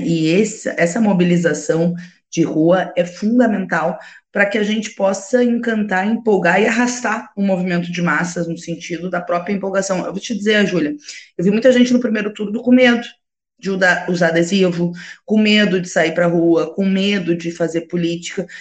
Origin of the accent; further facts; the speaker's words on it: Alegrete, Rio Grande do Sul, Brazil; Na minha terra, Alegrete, que é na fronteira oeste